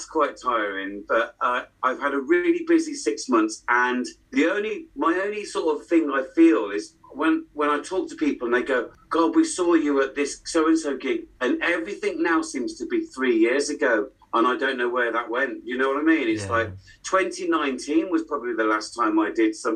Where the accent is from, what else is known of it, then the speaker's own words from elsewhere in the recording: West Midlands, United Kingdom; moved away; also born or lived in Headless Cross / London; I'm from the Midlands, so it's the home of rock, basically